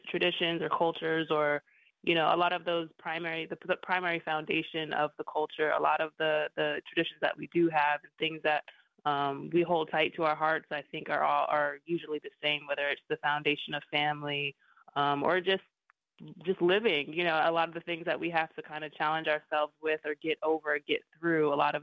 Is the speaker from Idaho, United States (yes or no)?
yes; Lapwai, Idaho, United States; also born or lived in New York; I moved from New York to Lapway, Idaho on my res